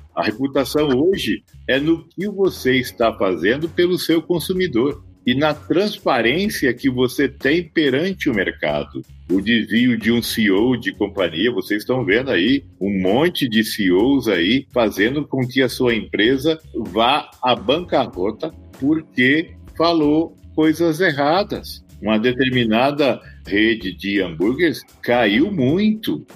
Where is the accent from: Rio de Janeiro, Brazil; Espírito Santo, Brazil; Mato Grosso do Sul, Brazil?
Mato Grosso do Sul, Brazil; Campo Grande; now in São Paulo, Brazil; Tenho 58 anos, sou de Campo Grande, no Mato Grosso do Sul.